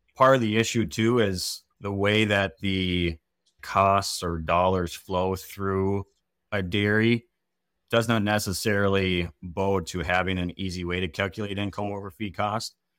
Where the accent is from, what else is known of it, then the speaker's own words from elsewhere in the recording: Wisconsin, United States; also born or lived in Minnesota; I grew up in Wisconsin